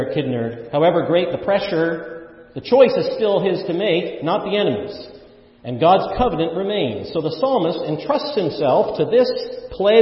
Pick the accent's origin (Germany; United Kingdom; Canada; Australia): Canada; I'm a Canadian.